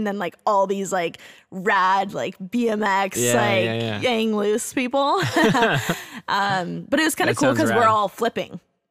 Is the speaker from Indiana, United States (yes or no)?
yes; Bloomington, Indiana, United States; So I'm from Bloomington, Indiana, and amazing. I was born and raised there. I went to like high school, you know, elementary, everything there.